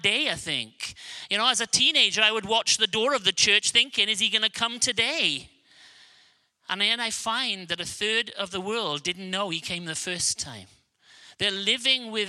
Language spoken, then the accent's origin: English; Wales, United Kingdom; accent: Welsh; I have a Welsh accent, because I'm from a small country of Wales